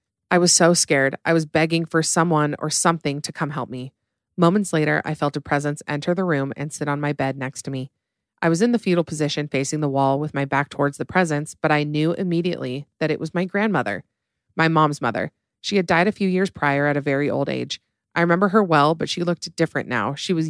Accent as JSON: {"language": "English", "region": "Illinois", "country": "United States", "tie": "born or raised there", "said": "So back when I was 19 or 20, I was home from college for Thanksgiving break back in my hometown in Illinois."}